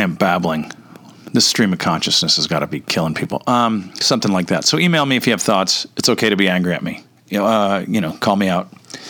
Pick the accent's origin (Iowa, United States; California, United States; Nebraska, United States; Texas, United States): California, United States; Orange County; also born or lived in Toledo, Ohio; I was raised in private Catholic schools in Orange County